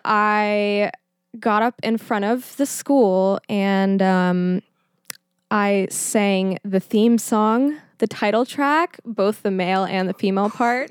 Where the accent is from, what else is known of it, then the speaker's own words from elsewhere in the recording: Schertz, Texas, United States; now in Pittsburgh, United States; I am from a little town called Schertz, Texas